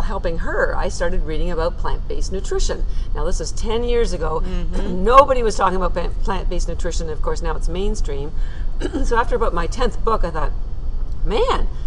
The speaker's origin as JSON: {"language": "English", "country": "Canada", "moved": "as an adult", "lives_now": "Boston, United States", "said": "I'm actually Canadian, I live in Boston and have for 30 years"}